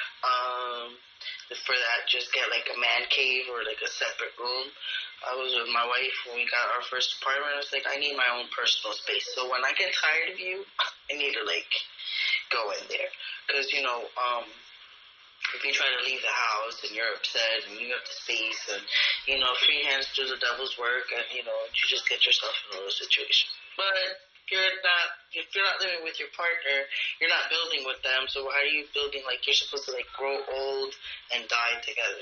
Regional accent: New York City, New York, United States; I'm from the Bronx, New York

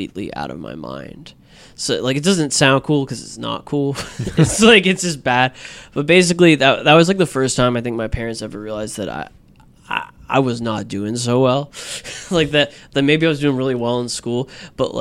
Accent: Jacksonville, Florida, United States; moved away; growing up in Florida.

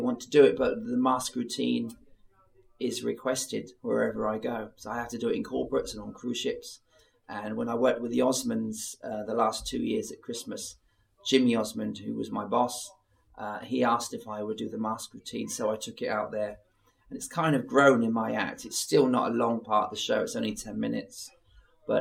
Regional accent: Eastbourne, South East England, United Kingdom; born or raised there

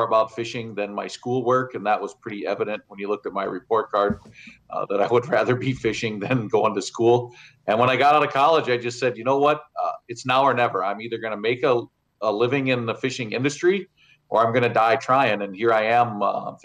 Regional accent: Northeast Ohio, United States; moved away as an adult; now in Devils Lake, United States; Born and raised in Northeast Ohio, was the son of a Lake Erie charter boat captain

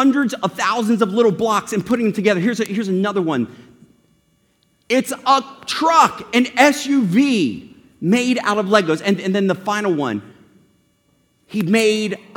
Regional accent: Kennett Square, Pennsylvania, United States; also born or lived in Delaware; now in Dallas, United States; I grew up in a little place called Kennett Square, Pennsylvania.

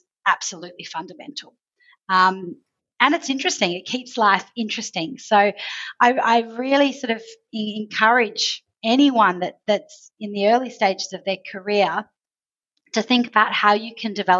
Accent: Australia; accent: Australian; moved away as an adult; also born or lived in Asia; now in Middle East; From the accent you've probably picked up, I'm Australian, but I've worked in Australia, I've worked across Asia, and then I moved to the Middle East now 5.5 years ago.

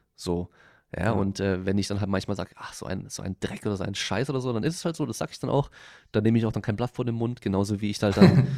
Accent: Freiburg, Baden-Württemberg, Germany; moved away; ich komme ursprünglich aus Freiburg, also halt eine Dreiviertelstunde von dort

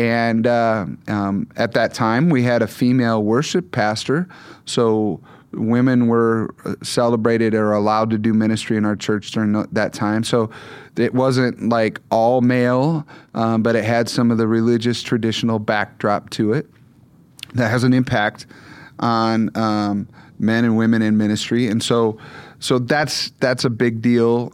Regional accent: Michigan, United States; moved away; I mostly grew up in Michigan

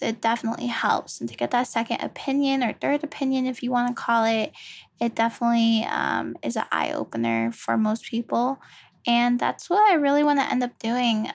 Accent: Virginia, United States; I was born in Virginia. Virginia, V A. Um, born and raised there.

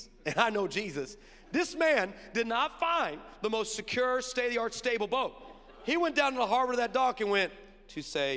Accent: Orange County, California, United States; I'm from Orange County

